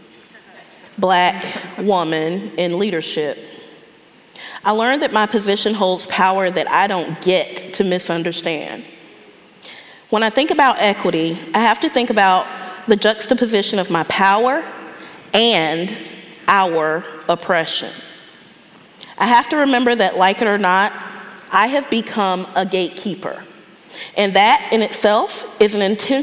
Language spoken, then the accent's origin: English; Raleigh, North Carolina, United States; I grew up in Southeast Raleigh, but I didn't grow up in poverty